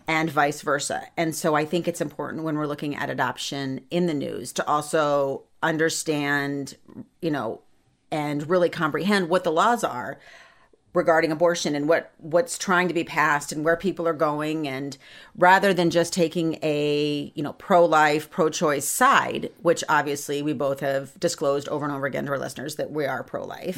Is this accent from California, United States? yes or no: no; Ohio, United States; I was born in Ohio